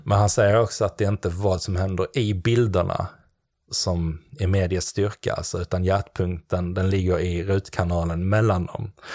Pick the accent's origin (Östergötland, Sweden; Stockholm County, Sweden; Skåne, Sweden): Skåne, Sweden; Klippan; jag kommer från Skåne där nere och um, Klippan heter det, det ligger utanför Helsingborg en bit